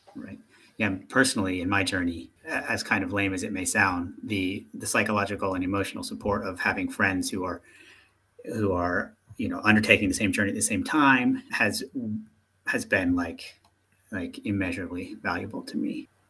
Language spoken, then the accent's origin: English; United States; moved away; being an American